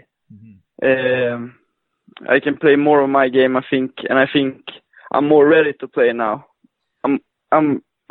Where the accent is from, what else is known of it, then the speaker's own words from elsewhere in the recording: Luleå, Norrbotten County, Sweden; I'm from the northern part of Sweden, a city called Lulea.